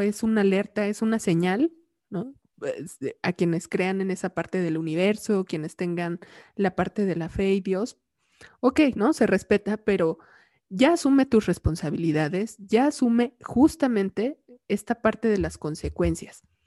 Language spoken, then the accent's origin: Spanish; Mexico; como mexicanos